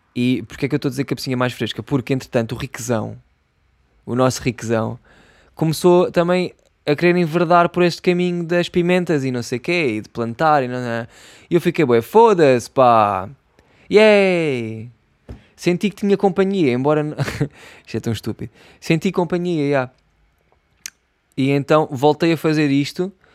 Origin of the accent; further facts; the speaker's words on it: Setúbal, Portugal; accent: Setúbal; eu sou de Setúbal e aqui em Setúbal